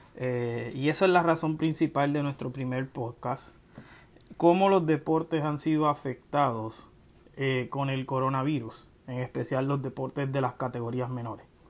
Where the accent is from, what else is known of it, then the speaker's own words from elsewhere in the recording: Ponce, Puerto Rico; moved away as an adult; now in Central Florida, United States; soy del pueblo de Ponce, resido en la Florida Central desde el año 2004